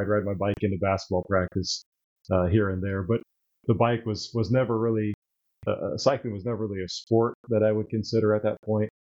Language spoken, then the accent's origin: English; Terre Haute, Indiana, United States; i'm a lifelong hoosier born and raised in indiana um, grew up in terre haute so the west side of the state